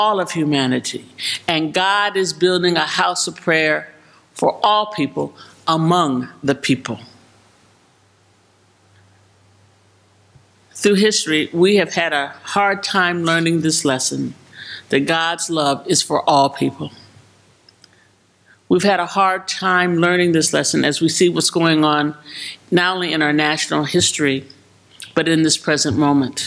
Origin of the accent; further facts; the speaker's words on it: Chicago, Illinois, United States; my hometown of Chicago